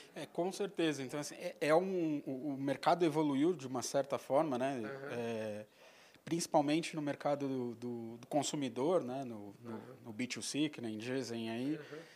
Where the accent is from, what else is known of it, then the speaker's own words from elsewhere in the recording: São Paulo, Brazil; Paulistano, nascido em São Paulo, paulistano da gema mesmo, nasci em Pinheiros